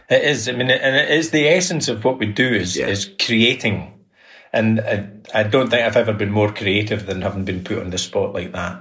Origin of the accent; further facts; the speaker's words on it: Perthshire, Scotland, United Kingdom; also born or lived in Callander / Killin; growing up in Perthshire was uh, idyllic